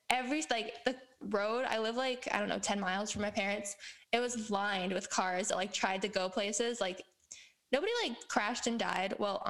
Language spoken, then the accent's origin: English; Wisconsin, United States; now in Texas, United States; And I'm from Wisconsin.